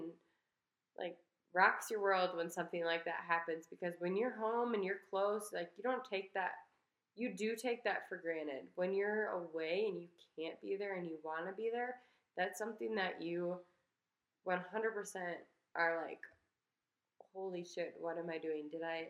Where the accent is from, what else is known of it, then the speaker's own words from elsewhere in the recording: Midwest, United States; moved away; We're from the Midwest. We didn't have, like, fire wasn't a huge, like, natural disaster there.